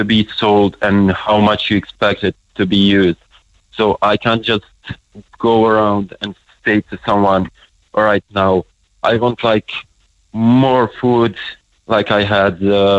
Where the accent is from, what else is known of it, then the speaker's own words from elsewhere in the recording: Bosnia & Herzegovina; now in Ireland; I'm from Bosnia.